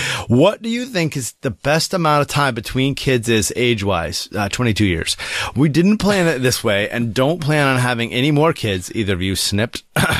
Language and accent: English; Australia; now in Madison, United States; Believe it or not, I also live in Madison, Wisconsin, though I am from Australia originally.